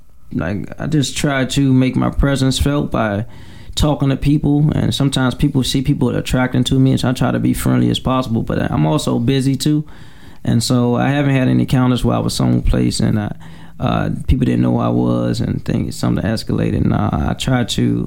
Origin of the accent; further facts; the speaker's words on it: Washington, District of Columbia, United States; a young man growing up in Southeast